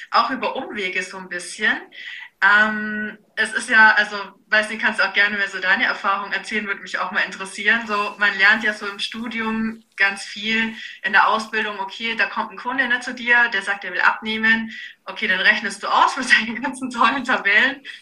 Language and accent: German; Augsburg, Bavaria, Germany; äh, ich komme aus Augsburg